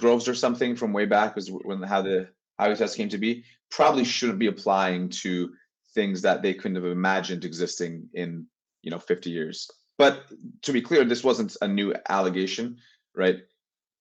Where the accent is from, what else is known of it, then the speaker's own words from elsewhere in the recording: Turkey; now in Canada; I am from Turkey